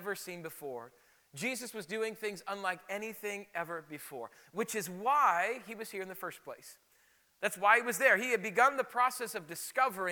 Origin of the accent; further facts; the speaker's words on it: South Dakota, United States; moved away; when I grew up in South Dakota